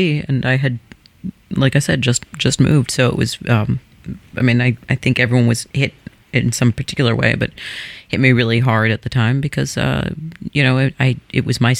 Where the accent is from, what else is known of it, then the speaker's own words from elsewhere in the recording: New York, United States; moved away as an adult; now in Los Angeles, United States; I'm a New Yorker.